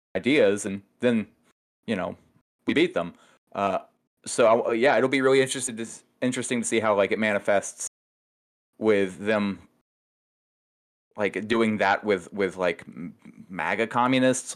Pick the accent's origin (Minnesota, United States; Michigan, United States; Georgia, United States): Georgia, United States; I grew up in Georgia.